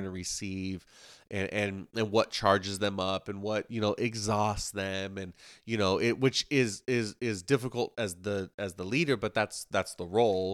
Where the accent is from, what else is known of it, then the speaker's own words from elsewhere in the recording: Ocala, Florida, United States; also born or lived in Moody Island; growing up where we grew up in Ocala